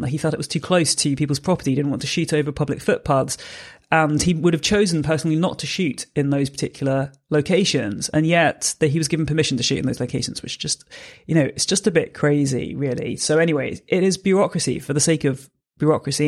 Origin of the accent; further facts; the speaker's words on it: Jersey; I'm from Jersey originally, so I grew up here